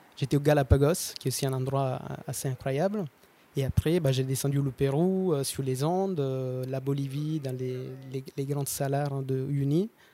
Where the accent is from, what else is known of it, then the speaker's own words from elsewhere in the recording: Episcopia, Basilicata, Italy; French is a second language; moved away; je suis italien. Je suis né à Basilicata, qui est une petite région euh, l'Italie du Sud